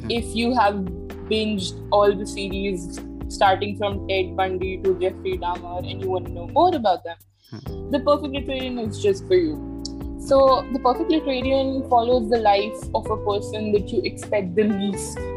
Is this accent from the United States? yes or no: no; Delhi, India; I'm from Delhi, and I was born and raised here.